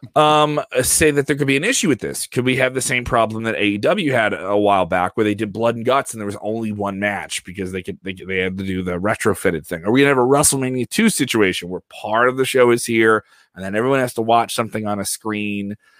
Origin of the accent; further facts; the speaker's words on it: Ireland; Me as an Irish guy